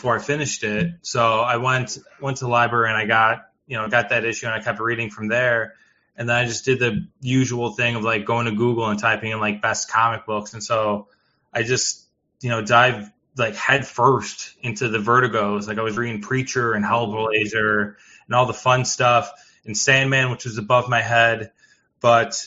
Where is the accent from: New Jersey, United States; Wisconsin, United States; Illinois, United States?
Illinois, United States; Chicago; I'm from originally Chicago South Suburbs, so roughly around the Chicago area.